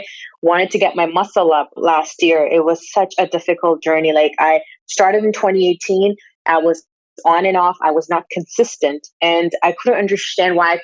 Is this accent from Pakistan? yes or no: yes; Pakistan; moved away; I'm from Pakistan